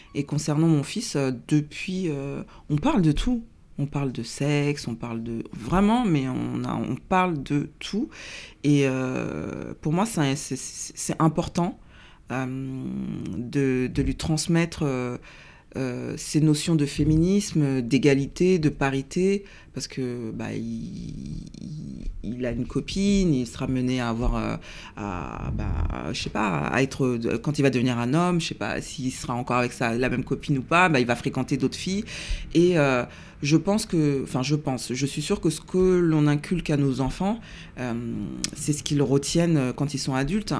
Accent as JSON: {"language": "French", "area": "Seine-Saint-Denis", "region": "Île-de-France", "country": "France", "tie": "born or raised there", "also_born_or_lived": "Paris", "said": "je suis née un 24 septembre 1977 à Paris. Euh, à l'origine, on habitait à Paris dans le 19e, et puis après, on a déménagé en banlieue parisienne, dans le 93. Euh, où euh, j'ai grandi"}